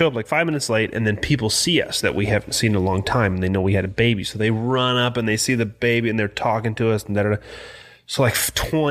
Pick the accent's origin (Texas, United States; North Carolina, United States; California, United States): California, United States; San Bernardino; also born or lived in Yucaipa; I grew up in San Bernardino, which you know is kind of hood